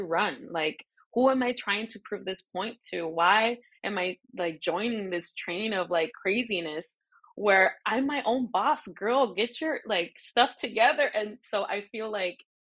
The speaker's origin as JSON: {"language": "English", "town": "Tecate", "region": "Baja California", "country": "Mexico", "tie": "born or raised there", "also_born_or_lived": "Paris / Los Angeles", "moved": "yes", "said": "I was born and raised in Tecate, Baja California, which is like a little town, a border town with San Diego."}